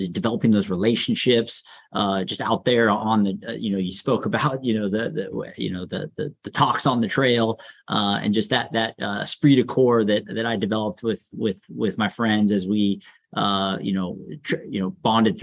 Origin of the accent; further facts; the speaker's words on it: Sacramento, California, United States; definitely raised here in Sacramento. So local, really enjoyed growing up here. I grew up in the Arden Park area